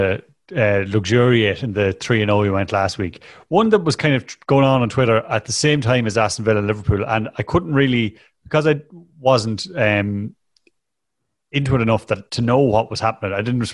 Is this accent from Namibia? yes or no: no; Ireland; an Irish person